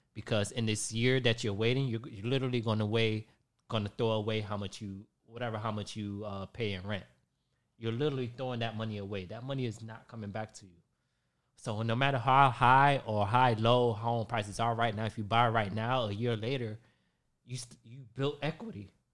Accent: Hollywood, Florida, United States; now in Tampa, United States; I grew up in South Florida, Hollywood, Florida

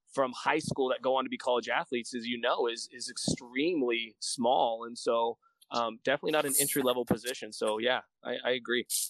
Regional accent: Bakersfield, California, United States; also born or lived in Bass Lake, California / Sacramento, California / Fresno, California; I was born and raised in Bakersfield until seventh grade. And then I moved to uh, Bass Lake, which is just north of Fresno

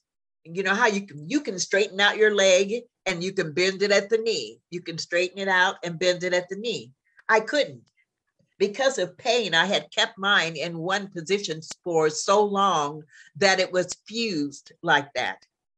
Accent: Midwest, United States; now in Jacksonville, United States; You have to remember, I came from the Midwest.

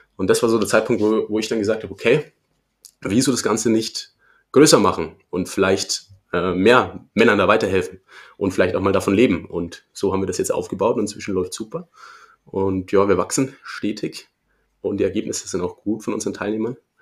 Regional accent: Erlangen, Bavaria, Germany; Ich komme aus Erlangen

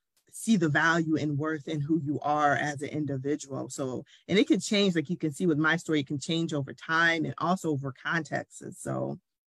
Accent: Oak Park, Michigan, United States; I grew up in Oak Park, Michigan

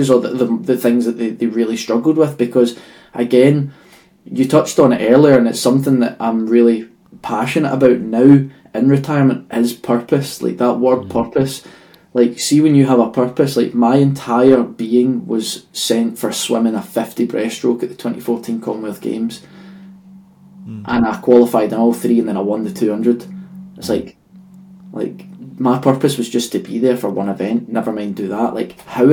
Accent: Stirling, Scotland, United Kingdom; the atmosphere I was raised in Stirling

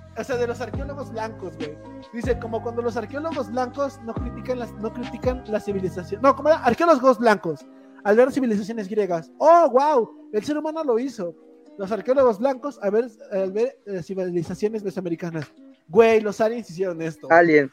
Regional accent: Tlaxcala, Mexico; soy de Tlaxcala

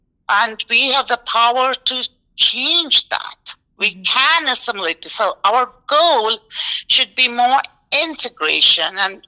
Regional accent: New York, United States; now in Tucson, United States; Like, we grew up in New York. If anyone asks me where I'm from, I say I'm a New Yorker. I'm New York.

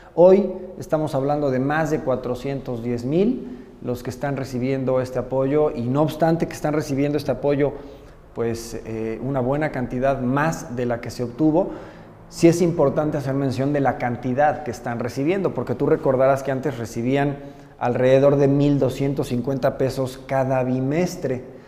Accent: Puebla, Mexico; poblano nací y poblano me moriré y, yo me considero más poblano que, cualquier poblano. Yo, yo aquí me he desarrollado toda la vida

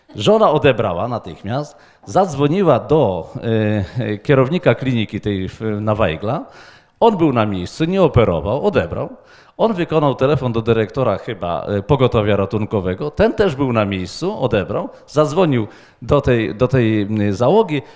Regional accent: Wrocław, Lower Silesian Voivodeship, Poland; z Wrocławia

